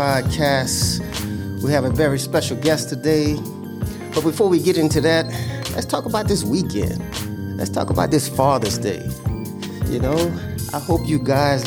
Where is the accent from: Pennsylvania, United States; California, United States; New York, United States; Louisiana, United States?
Louisiana, United States; Houma